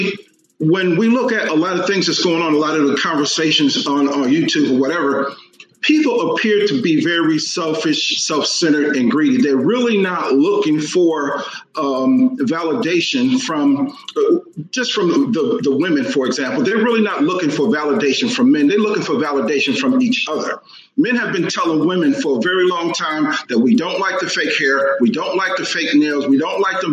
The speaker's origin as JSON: {"language": "English", "town": "Dallas", "region": "Texas", "country": "United States", "said": "I am from Dallas, Texas"}